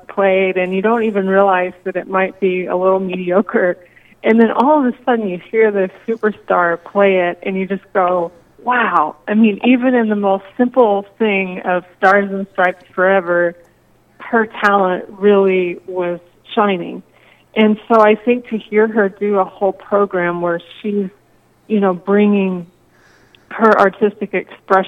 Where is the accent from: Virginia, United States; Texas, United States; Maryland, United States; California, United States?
Texas, United States; moved away as an adult; also born or lived in Iowa / Bemidji, Minnesota; now in Bismarck, United States; I'm originally from Texas. So I think I've now lived in the Midwest maybe longer than I lived in Texas